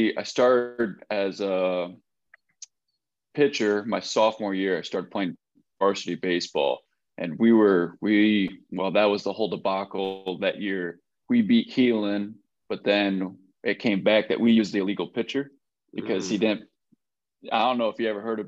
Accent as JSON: {"language": "English", "town": "Le Mars", "region": "Iowa", "country": "United States", "tie": "born or raised there", "also_born_or_lived": "Arkansas / South Dakota", "moved": "as an adult", "lives_now": "Fayetteville, United States", "said": "Born and raised Lamar's, Iowa"}